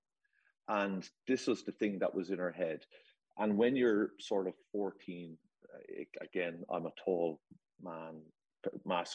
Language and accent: English; Ireland; I'm Irish and I'm one of 8